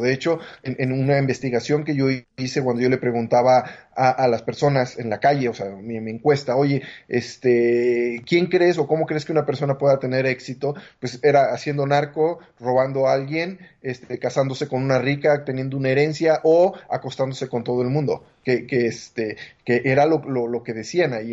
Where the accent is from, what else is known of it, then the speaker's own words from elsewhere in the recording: Mexico; Yo me siento mexicano, este, quiero mucho a mi país